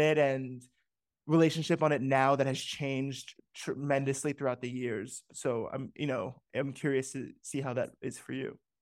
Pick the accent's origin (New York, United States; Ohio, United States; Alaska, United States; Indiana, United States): New York, United States; New Rochelle; moved away as an adult; also born or lived in Manhattan, New York / Bronx, New York; my parents moved to New Rochelle in the late 90s or the mid 90s when I was two years old. I was born in Manhattan and then lived in the Bronx